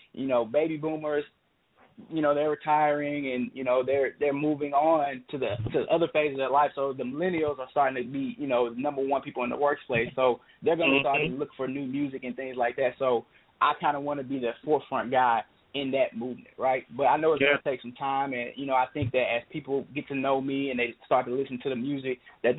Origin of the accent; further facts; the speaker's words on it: the South, United States; I grew up in the church. I'm from the South, man.